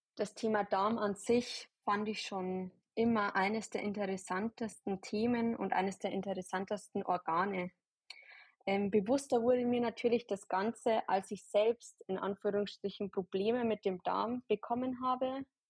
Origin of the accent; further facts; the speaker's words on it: near Ingolstadt, Bavaria, Germany; Ich komme aus der Nähe von Ingolstadt